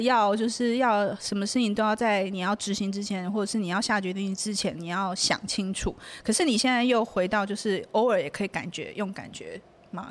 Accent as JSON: {"language": "Chinese", "country": "Taiwan", "tie": "born or raised there", "said": "我就是土生土长，就是很，很地道的，就是台湾小孩，然后我也没有出国读书"}